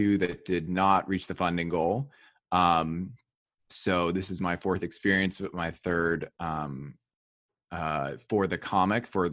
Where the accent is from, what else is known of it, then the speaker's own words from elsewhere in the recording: New Jersey, United States; I grew up in New Jersey.